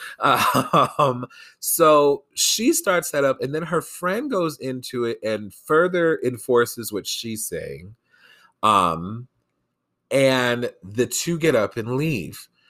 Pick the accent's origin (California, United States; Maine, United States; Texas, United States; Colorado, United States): Colorado, United States; here in my home state of Colorado